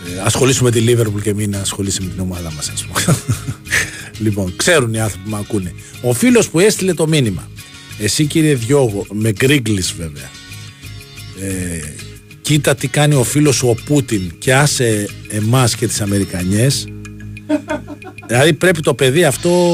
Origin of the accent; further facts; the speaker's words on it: Greece; also born or lived in Petralona, Athens; τη χώρα που, έχουμε γεννηθεί, που αγαπάμε, που έχουμε κάνει τα παιδιά μας